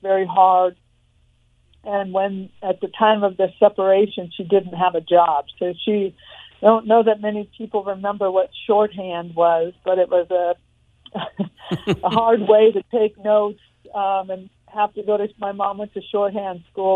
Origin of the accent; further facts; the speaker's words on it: Torrance, California, United States; also born or lived in Los Angeles, California; I was born in Los Angeles, but raised in Torrance, California, which is about 30 minutes south of Los Angeles. Grew up in a small house